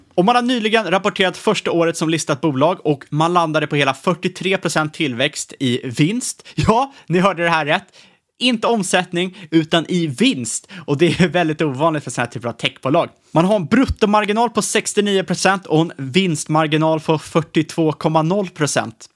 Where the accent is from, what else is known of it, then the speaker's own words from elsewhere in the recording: Sweden; som svenskar